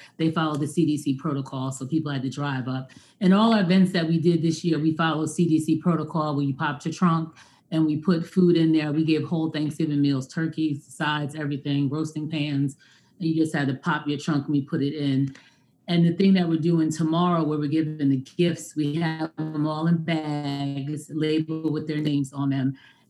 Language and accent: English; Long Island, New York, United States; moved away; I'm from Long Island originally. I'm from New York.